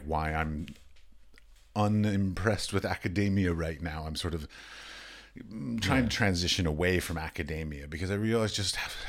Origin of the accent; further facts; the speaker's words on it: United States; moved away as an adult; also born or lived in United Arab Emirates / Europe; I was raised in the United States.